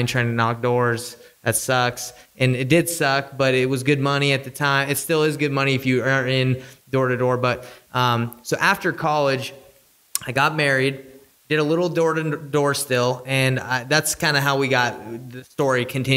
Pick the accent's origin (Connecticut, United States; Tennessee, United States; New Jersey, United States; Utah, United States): Utah, United States; also born or lived in Idaho; we're from Utah, so there's a ton of national parks here.